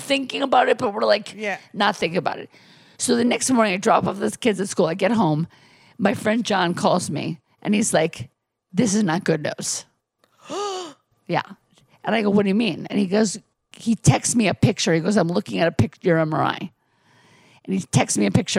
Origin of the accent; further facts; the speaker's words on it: Milwaukee, Wisconsin, United States; I grew up in Milwaukee